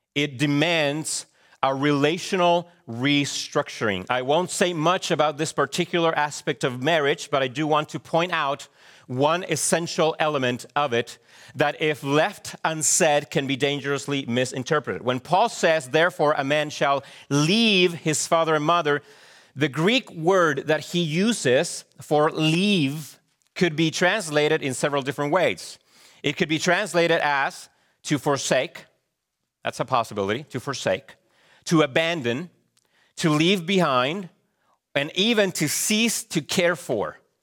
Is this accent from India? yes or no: no; Chile; moved away; growing up in Chile